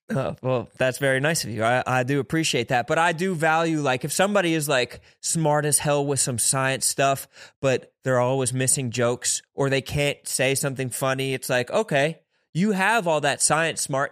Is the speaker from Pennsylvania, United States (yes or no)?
yes; Philadelphia, Pennsylvania, United States; I'm from the East Coast. I'm from Philadelphia